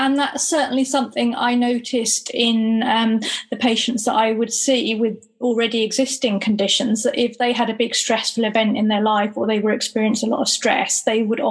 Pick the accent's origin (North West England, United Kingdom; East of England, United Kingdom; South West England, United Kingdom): South West England, United Kingdom; Gloucestershire; I am from Gloucestershire